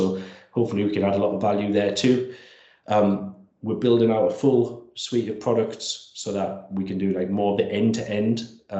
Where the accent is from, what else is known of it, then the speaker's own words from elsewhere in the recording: Langley Park, North East England, United Kingdom; Well, I'm from Langley Park, So Langley Park's an ex-mining community in northwest Durham.